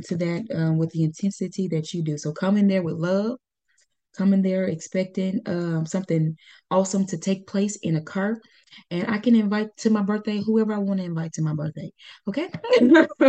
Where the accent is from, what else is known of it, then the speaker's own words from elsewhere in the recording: Pine Bluff, Arkansas, United States; moved away; That's where I was born and raised.